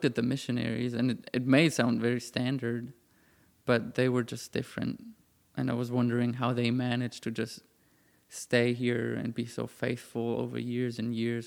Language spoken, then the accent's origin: English; Germany; moved away as an adult; now in United States; I grew up in the Christian church in Germany, very traditional.